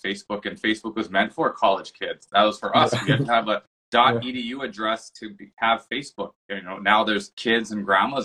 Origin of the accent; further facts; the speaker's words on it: Hawaii, United States; moved away as an adult; also born or lived in Boston, Massachusetts; now in Seattle, United States; I'm from Hawaii originally.